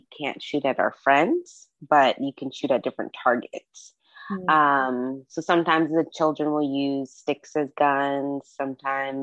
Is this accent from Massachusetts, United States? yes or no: yes; Massachusetts, United States; now in Georgia, United States; I grew up in Massachusetts where guns were not looked at as something to be played